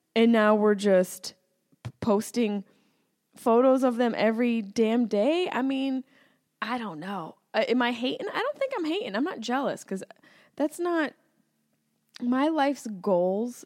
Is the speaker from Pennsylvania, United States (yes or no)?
no; Syracuse, New York, United States; now in Los Angeles, United States; Yes, I'm from Syracuse, New York